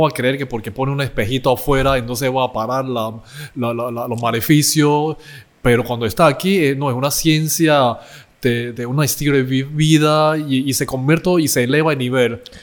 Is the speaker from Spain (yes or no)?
no; Panama; nosotros crecemos en familia china, pero por otro lado, crecemos en Panamá